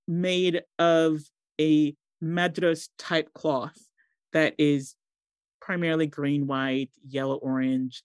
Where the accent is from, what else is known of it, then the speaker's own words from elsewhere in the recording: Boston, Massachusetts, United States; accent: American twang; moved away as an adult; also born or lived in Montserrat / Chicago, United States; now in London, United Kingdom; I grew up in Boston, one of the most Irish cities.